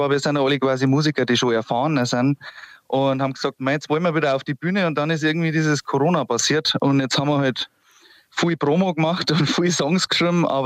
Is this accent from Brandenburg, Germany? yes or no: no; Wasserburg am Inn, Bavaria, Germany; Aber {S0} ich bin {S1} Richtung Wasserburg am Inn